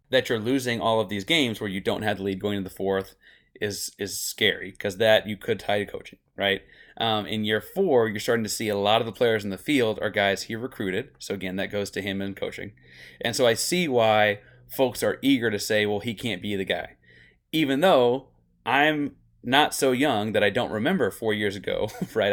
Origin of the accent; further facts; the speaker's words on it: Austin, Texas, United States; I grew up in Austin.